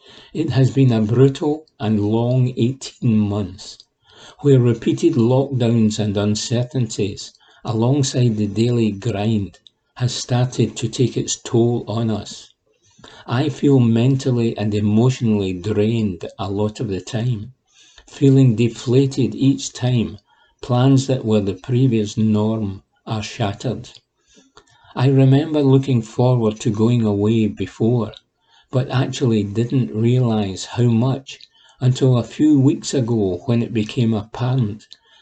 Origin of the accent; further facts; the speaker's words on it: Glasgow, Scotland, United Kingdom; It is embarrassing to admit, as someone who has been born and brought up in Glasgow, that I have never really travelled around Scotland much.